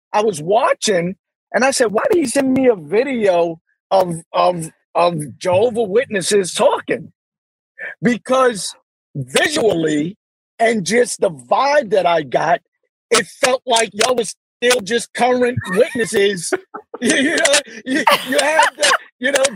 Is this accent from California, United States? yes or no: no; New York City, New York, United States; Born and raised in Brooklyn, New York.